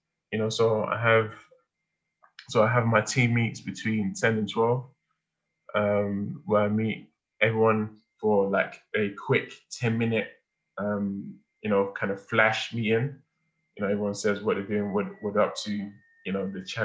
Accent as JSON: {"language": "English", "region": "London", "country": "United Kingdom", "tie": "born or raised there", "said": "I'm an Igbo boy that was born and raised in London by first generation immigrant parents who came here after the Civil War"}